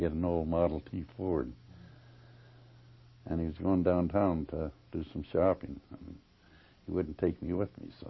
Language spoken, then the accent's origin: English; North Bay, Ontario, Canada; I was born on McIntyre Street, Worthington Street, kitty corner from the post office, the second house